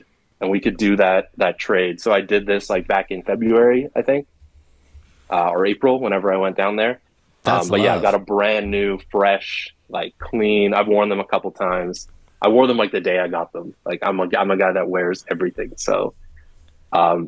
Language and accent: English; Canada; being a Canadian sneakerhead